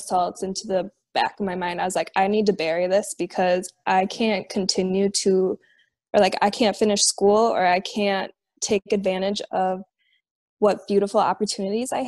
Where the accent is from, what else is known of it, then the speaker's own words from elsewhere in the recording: Minnesota, United States; here in my home state in Minnesota